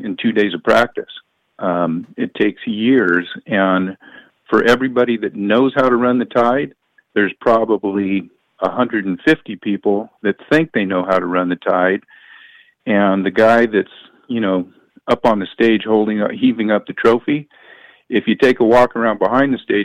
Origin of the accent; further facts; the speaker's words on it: Stockton, California, United States; I was born in Stockton